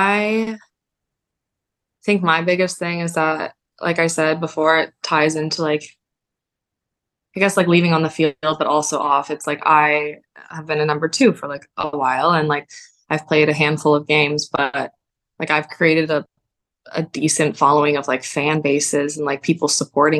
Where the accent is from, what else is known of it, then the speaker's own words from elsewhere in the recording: Canada; Definitely Canadian. I'm a dual citizen